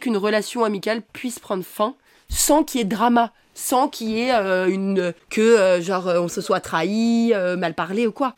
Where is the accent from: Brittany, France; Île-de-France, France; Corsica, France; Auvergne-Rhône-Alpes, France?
Auvergne-Rhône-Alpes, France; Savoie; now in Paris, France; je viens pas de Paris donc mes parents ils habitent euh, en Savoie